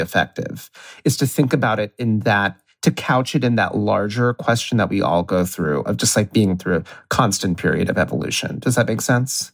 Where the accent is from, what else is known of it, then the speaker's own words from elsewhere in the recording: Ohio, United States; now in New York, United States; I'm from Ohio.